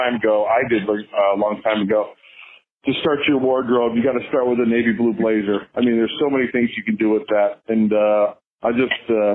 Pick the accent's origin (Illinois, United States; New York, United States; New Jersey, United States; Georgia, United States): Illinois, United States; Chicago; moved away; I grew up in the Chicagoland area